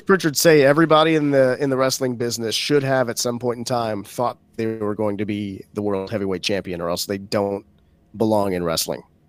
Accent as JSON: {"language": "English", "town": "Baton Rouge", "region": "Louisiana", "country": "United States", "tie": "born or raised there", "said": "Baton Rouge, Louisiana, which is my hometown"}